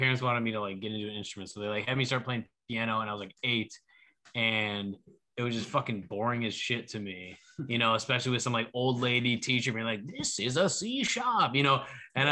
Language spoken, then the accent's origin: English; Wheaton, Illinois, United States; moved away; I grew up in Wheaton, Illinois